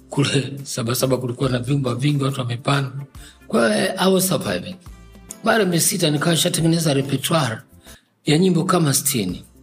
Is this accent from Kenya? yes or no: no; Tabora, Tanzania; also born or lived in Dar es Salaam; lakini nilipelekwa Tabora kutoka Dar es Salaam nilipozaliwa, nikaenda kupelekwa katika chuo cha Maalim Ahmad bin Salum